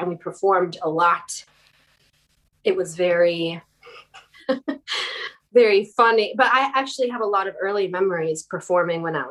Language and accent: English; near Chicago, Illinois, United States; moved away as an adult; also born or lived in New York / Los Angeles; now in West Hollywood, United States; I grew up in near Chicago in the Midwest